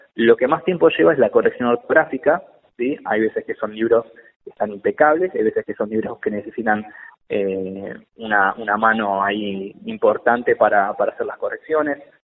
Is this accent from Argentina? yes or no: yes; Argentina; yo soy argentino porque siempre me preguntan, cuando les cuento de qué se trata esta novela, me preguntan si soy colombiano y no, soy argentino.